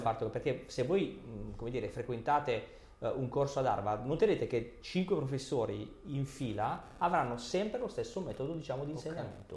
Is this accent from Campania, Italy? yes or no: no; Basilicata, Italy; Io vengo dalla Basilicata